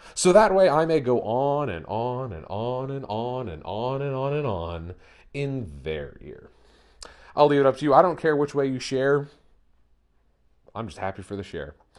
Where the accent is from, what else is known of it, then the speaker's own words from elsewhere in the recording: Central Pennsylvania, United States; I'm here from Central Pennsylvania